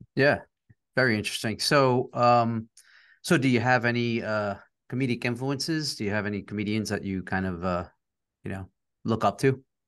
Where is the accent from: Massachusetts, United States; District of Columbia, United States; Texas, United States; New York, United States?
New York, United States; New York City; my partner and I are both from uh, New York area. I'm from Queens